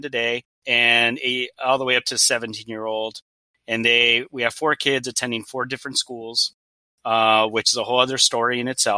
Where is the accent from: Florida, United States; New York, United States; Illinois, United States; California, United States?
California, United States; Los Angeles; first language Spanish; English is a second language; moved away as an adult; also born or lived in Oregon / Washington; I'm from Los Angeles, although I've also lived in Oregon for 7 years, Washington for two